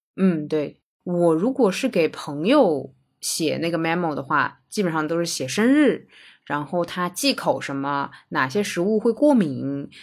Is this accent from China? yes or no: yes; China; 我是中国人